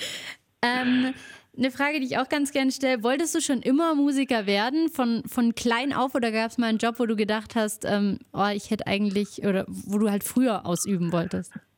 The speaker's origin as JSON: {"language": "German", "area": "Allgäu", "region": "Bavaria", "country": "Germany", "said": "bei uns im Allgäu"}